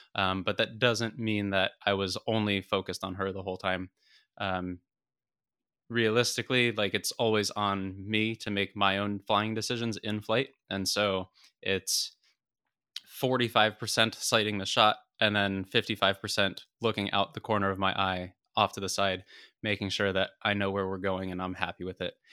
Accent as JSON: {"language": "English", "country": "United States", "said": "as an American"}